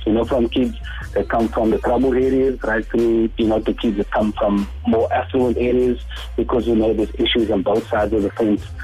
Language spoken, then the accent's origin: English; Cape Town, Western Cape, South Africa; also born or lived in Mitchell's Plain; I grew up in in District Six. Um, of course, you know our, our families among those that were relocated to to Mitchell's Plain